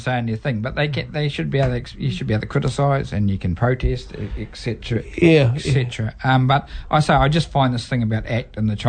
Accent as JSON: {"language": "English", "country": "New Zealand", "said": "Yeah, I'm not, even though I live in New Zealand, and I suppose I am a New Zealander"}